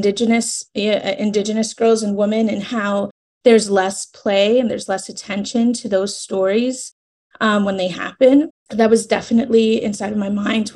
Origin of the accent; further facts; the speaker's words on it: New York, United States; moved away as an adult; now in Columbia, United States; I'm originally from New York, but right now I just moved to South Carolina, Columbia, South Carolina